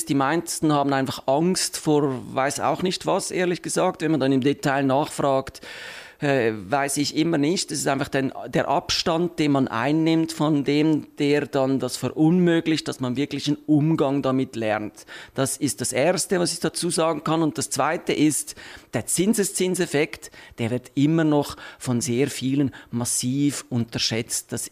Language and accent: German; Switzerland; Zins ist einfach ein Name, den man äh, äh, breit nur für Obligationen benutzt bei uns in der Schweiz